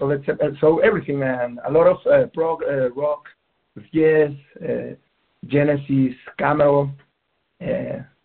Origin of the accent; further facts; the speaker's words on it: Peru; We grew up in Peru